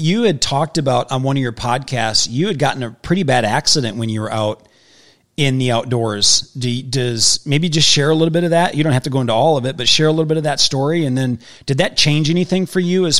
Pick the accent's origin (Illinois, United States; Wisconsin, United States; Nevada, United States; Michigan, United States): Wisconsin, United States; moved away as an adult; I grew up in Wisconsin till I was 38 years old